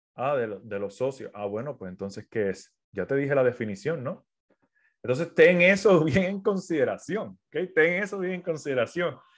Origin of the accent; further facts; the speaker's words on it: Puerto Rico; now in United States; Soy de Puerto Rico, vivo en los Estados Unidos en estos momentos